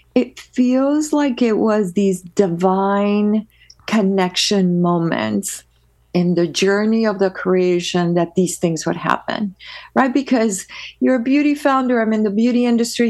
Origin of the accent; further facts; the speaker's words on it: Peru; now in United States; I am originally from Peru, South America, uh, born, born and raised, uh, with the rest of my family